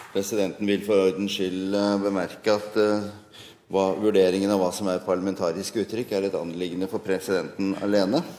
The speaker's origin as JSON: {"language": "Norwegian", "town": "Langesund", "region": "Telemark", "country": "Norway", "said": "jeg er jo, jeg er jo fra Langsund."}